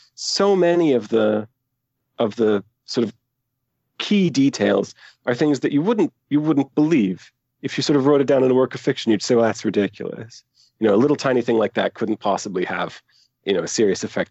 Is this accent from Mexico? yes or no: no; Aberdeen, Scotland, United Kingdom; now in Canada; I was born in Canada, but I moved to Aberdeen as a very young child.